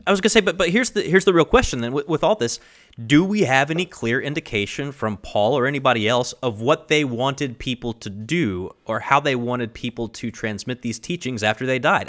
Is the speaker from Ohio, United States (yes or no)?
no; Kentucky, United States; my home state